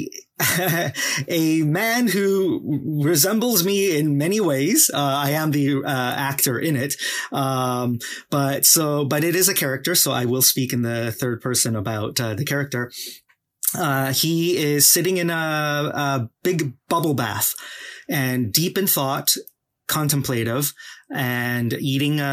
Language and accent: English; Vancouver, British Columbia, Canada; also born or lived in Guangzhou, China; I'm a hardcore East fan kid through and through